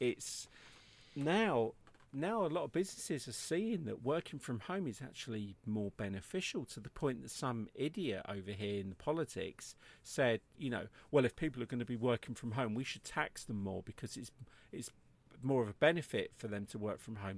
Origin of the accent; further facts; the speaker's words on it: England, United Kingdom; I'm English